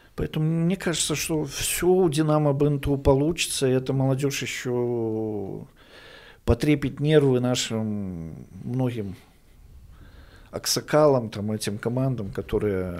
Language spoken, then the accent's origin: Russian; Orsha, Vitebsk Region, Belarus; я уроженец города Орши